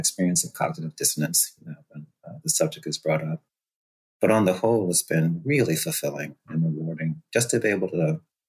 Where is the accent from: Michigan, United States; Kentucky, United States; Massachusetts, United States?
Massachusetts, United States; Boston; also born or lived in Costa Rica; I was born in Costa Rica, got to move up here when I was about 3.5, 4 years old, landed in Dorchester, over 99% Black identified neighborhood in Boston, and spent my formative years there